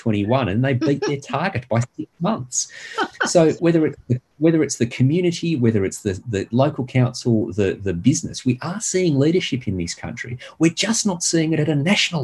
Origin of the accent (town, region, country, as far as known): Australia